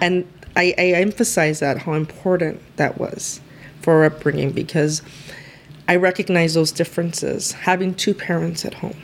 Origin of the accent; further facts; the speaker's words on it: Los Angeles, California, United States; first language Spanish; English is a second language; I grew up in the Maravilla housing projects in East LA.